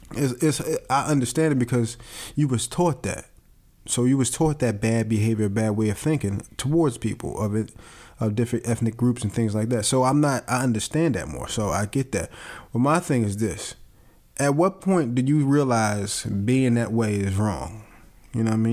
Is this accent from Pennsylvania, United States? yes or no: yes; Philadelphia, Pennsylvania, United States; growing up in Philadelphia